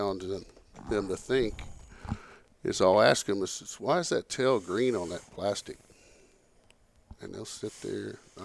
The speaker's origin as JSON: {"language": "English", "region": "Northeast Texas", "country": "United States", "tie": "born or raised there", "said": "I grew up in Northeast Texas"}